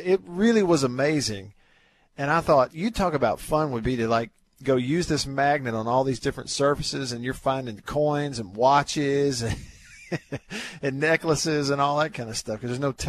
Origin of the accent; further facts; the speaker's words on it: Tupelo, Mississippi, United States; Tupelo High School, my hometown